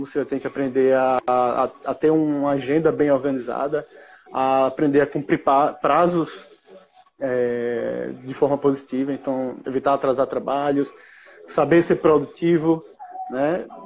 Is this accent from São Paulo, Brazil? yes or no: no; Maceió, Alagoas, Brazil; Sou de Maceió